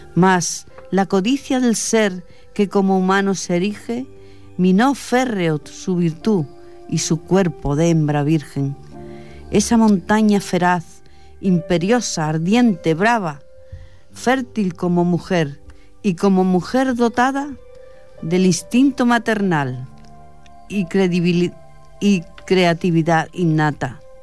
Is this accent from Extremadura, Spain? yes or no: yes; Fuente del Arco, Extremadura, Spain; moved away; allí de donde yo soy, en Extremadura la Baja, en Fuente del Arco